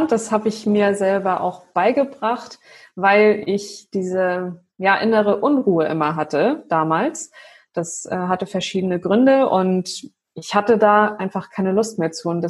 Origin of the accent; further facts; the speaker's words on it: Flensburg, Schleswig-Holstein, Germany; ich bin jetzt 93er Jahrgang, aber mhm. hier oben im Norden, ich komme ja aus Flensburg ursprünglich und hier ist … schon öfter vertreten auf jeden Fall.